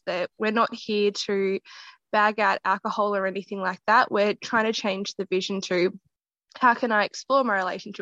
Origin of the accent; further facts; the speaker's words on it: Geelong, Victoria, Australia; my hometown in Geelong